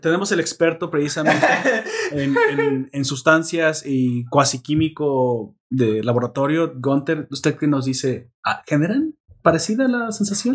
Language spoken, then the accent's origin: Spanish; Mexico